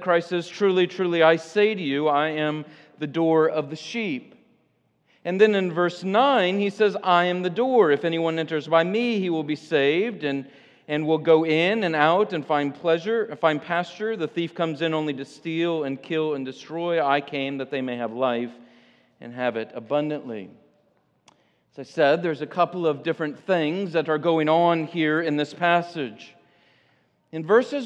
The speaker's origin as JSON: {"language": "English", "region": "Illinois", "country": "United States", "tie": "born or raised there", "moved": "yes", "lives_now": "Michigan, United States", "said": "I grew up in Illinois"}